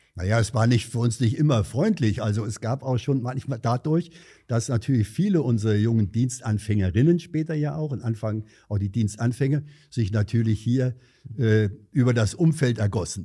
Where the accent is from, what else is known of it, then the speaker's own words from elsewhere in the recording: Angersbach, Hesse, Germany; ich bin ja in Angersbach aufgewachsen